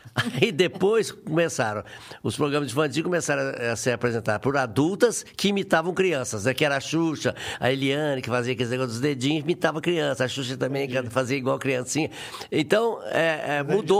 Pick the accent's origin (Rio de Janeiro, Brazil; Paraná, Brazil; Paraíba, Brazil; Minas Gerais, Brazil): Minas Gerais, Brazil; Varginha; also born or lived in Três Pontas; nasci em Três Pontas e fui criado em Varginha